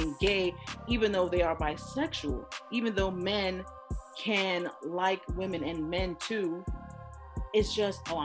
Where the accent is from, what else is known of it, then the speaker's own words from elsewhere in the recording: New York City, New York, United States; now in Los Angeles, United States; I am originally from Brooklyn, New York. I live in Los Angeles, California now